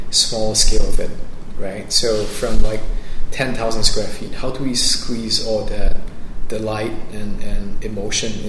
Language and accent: English; Singapore; I am from Singapore.